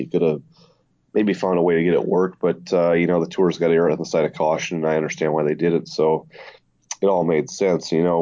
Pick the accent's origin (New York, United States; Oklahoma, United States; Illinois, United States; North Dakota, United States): North Dakota, United States; Fargo; moved away as an adult; I grew up in Fargo, North Dakota